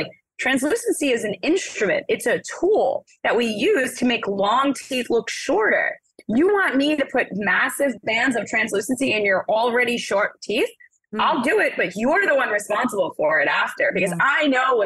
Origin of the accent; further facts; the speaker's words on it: New York City, New York, United States; I'm a girl from Brooklyn